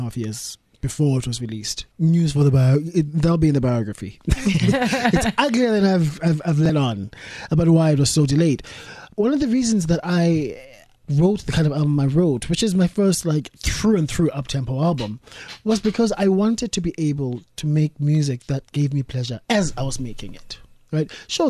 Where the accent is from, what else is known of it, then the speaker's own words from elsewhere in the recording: South Africa; moved away as an adult; now in United Kingdom; I'm a South African in Britain